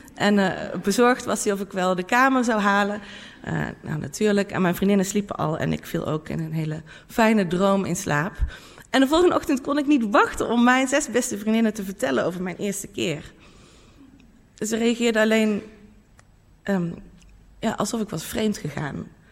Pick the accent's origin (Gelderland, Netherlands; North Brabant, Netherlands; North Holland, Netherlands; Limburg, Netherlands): North Brabant, Netherlands; in mijn eigen dorp waar ik vandaan kom in Brabant